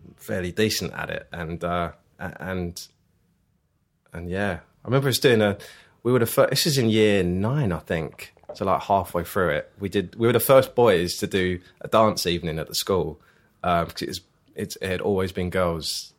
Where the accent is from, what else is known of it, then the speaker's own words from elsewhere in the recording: Leigh-on-Sea, East of England, United Kingdom; I am from South End, uh, Leon C, in particular Leon C